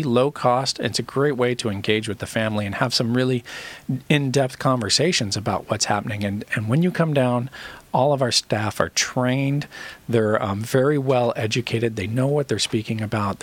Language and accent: English; Orange County, California, United States; I grew up in Orange County.